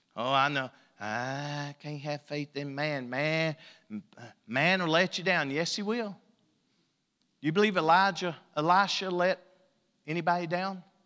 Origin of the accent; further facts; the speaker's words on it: Elkhorn City, Kentucky, United States; moved away; I'm from Elkhorn